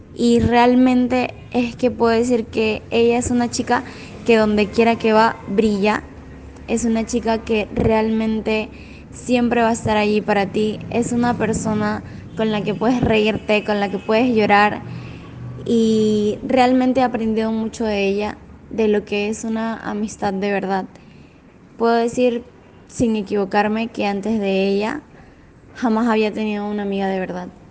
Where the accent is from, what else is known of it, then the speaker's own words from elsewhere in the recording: Venezuela; now in Lima, Peru; soy de Venezuela